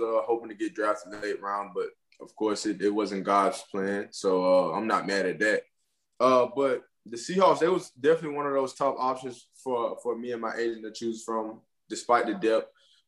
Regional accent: Alabama, United States; I'm from Alabama

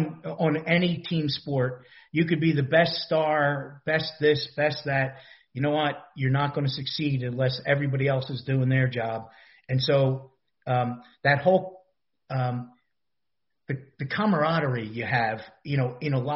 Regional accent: Philadelphia, Pennsylvania, United States; I grew up in a tiny little row home in Philadelphia.

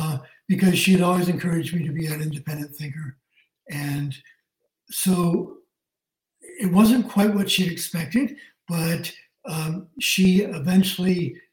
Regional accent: Tillsonburg/Tilson River, Ontario, Canada; also born or lived in London, Ontario; I was born in Tilson River, Ontario. And I was born in 1945.

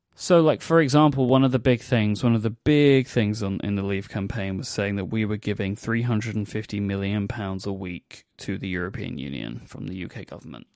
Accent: London, United Kingdom; my hometown

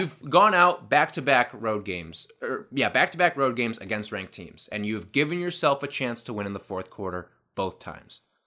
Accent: Chicago, Illinois, United States; I'm from Chicago.

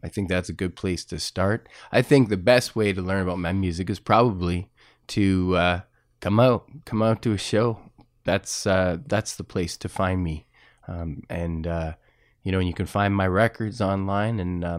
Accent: Winnipeg, Manitoba, Canada; now in Hamilton, Canada; I was born in Winnipeg. Hamilton reminds me a lot of Winnipeg, which is the city of my childhood.

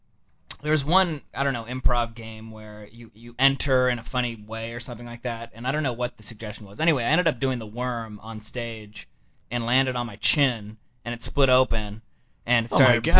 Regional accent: San Diego, California, United States; San Diego.

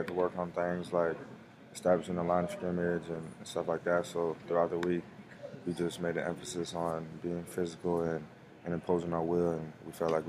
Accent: Broward County, South Florida, United States; I'm from South Florida, Broward County. I grew up with my mom and dad.

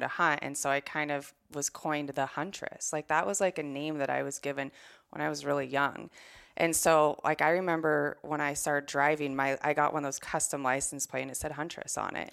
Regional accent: Washington, United States; you're a Washingtonian

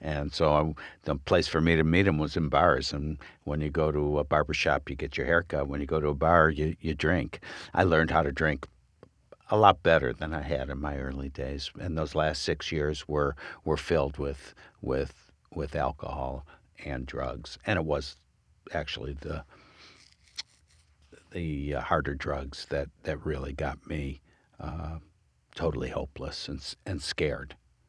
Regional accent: Michigan, United States; now in Oregon, United States; I came from Michigan. Wasn't bad, but I wanted to be out where I thought the hippie movement was happening.

